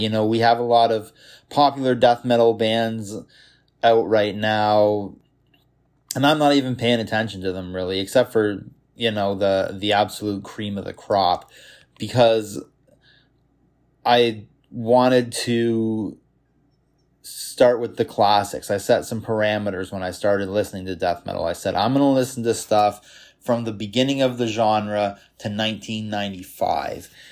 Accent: Toronto, Ontario, Canada; I was born in Canada, Toronto, Canada in nineteen ninety-one. Grew up in the suburbs of Toronto for the first eighteen years of my life

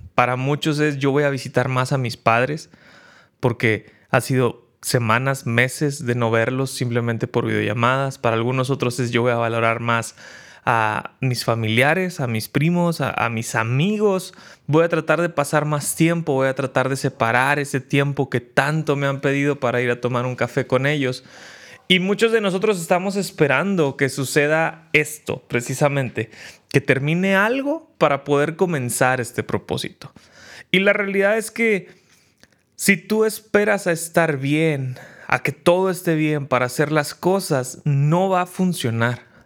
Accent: Mexico; En México estamos

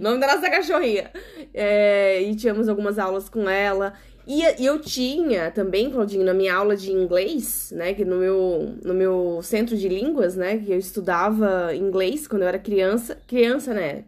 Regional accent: South Region, Brazil; nós, né, que somos do sul do Brasil

